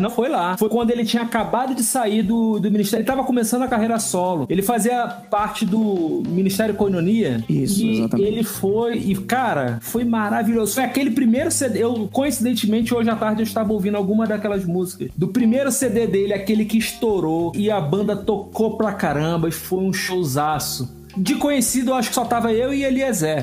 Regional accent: Rio de Janeiro, Brazil; also born or lived in Natal; now in Brasília, Brazil; Eu sou carioca, minha esposa é paraense, meus filhos são potiguares e hoje eu vivo em Brasília

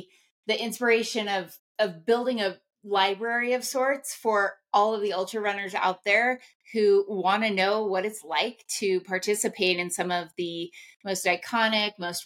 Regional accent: Ouray, Colorado, United States; also born or lived in Denver, Colorado; I am a native of the beautiful San Juan Mountains of Colorado, grew up in Ouray, Colorado

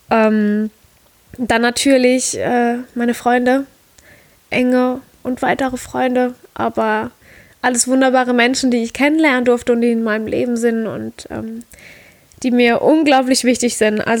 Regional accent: Rhineland-Palatinate, Germany; Heimatort ist für mich mein Dörfchen, wo ich groß geworden bin, ein ganz kleines Dörfchen in der Südpfalz.

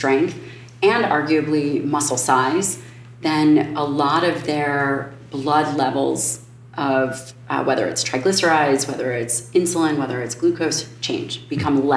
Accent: Chicago, Illinois, United States; I'm from Chicago

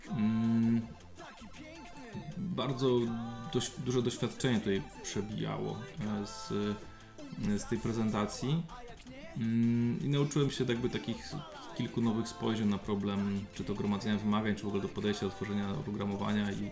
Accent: Opole Voivodeship, Poland; born there; Ja bardzo lubię te specyfiki naszych różnych regionów polskich. Sam się urodziłem na Opolszczyźnie, która ma swoją specyfikę

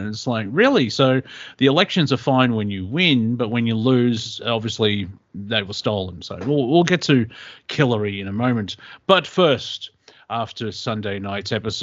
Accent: Australia; I'm from Australia

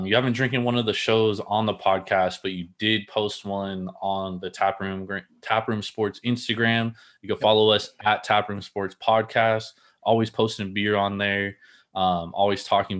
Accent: Bay Area, California, United States; Shout out the Bay Area. Yep. That's my hometown

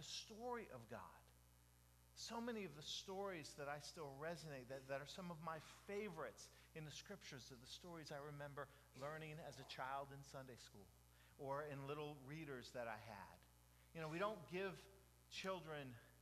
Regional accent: Jacksonville, Florida, United States; also born or lived in Dade City; 25 East 59th Street. That was my address growing up in Jacksonville

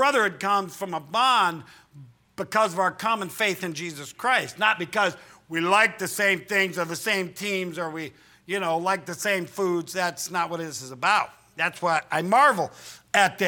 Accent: Midwest, United States; we're normal people from the Midwest

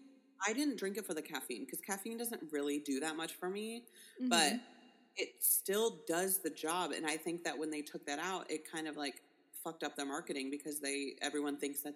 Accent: Ohio, United States; I'm from Ohio

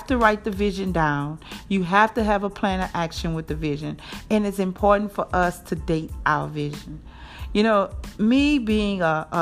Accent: New Orleans, Louisiana, United States; moved away as an adult; now in Jackson, United States; I'm from New Orleans, born and raised there. And I now reside in Jackson, Mississippi for almost 13 years.

